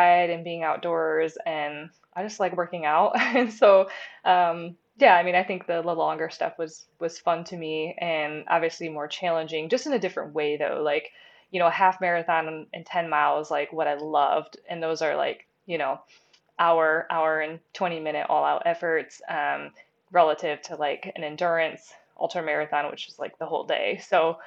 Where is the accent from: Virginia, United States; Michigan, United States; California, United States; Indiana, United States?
Michigan, United States; Lapeer; also born or lived in Big Rapids, Michigan; now in Grand Rapids, United States; I grew up in kind of a smaller town called Lapeer. It's in Michigan, kind of in the Thumb area